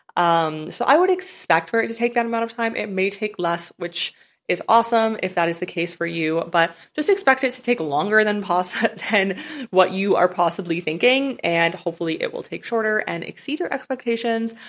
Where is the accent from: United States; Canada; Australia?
Canada; moved away as an adult; I'm from Canada, so I really don't plan on ever living in Canada again